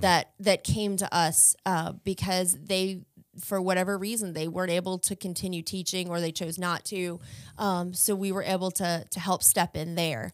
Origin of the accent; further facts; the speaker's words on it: Chesterfield County, Virginia, United States; I am from Chesterfield County, Virginia